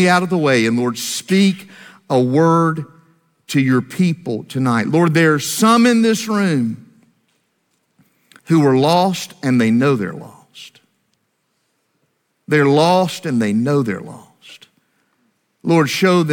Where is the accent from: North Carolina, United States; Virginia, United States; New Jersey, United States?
North Carolina, United States; Greensboro; my hometown of Greensboro, North Carolina